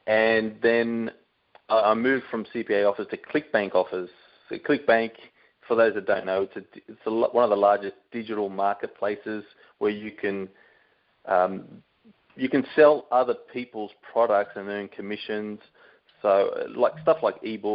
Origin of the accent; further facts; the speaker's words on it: Sydney, New South Wales, Australia; moved away as an adult; now in Brisbane, Australia; I'm from Sydney originally, and I moved up here to Brisbane about 14 years ago